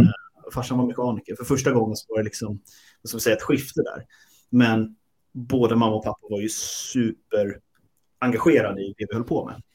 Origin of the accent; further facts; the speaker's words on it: Sweden; Vi är svenskar.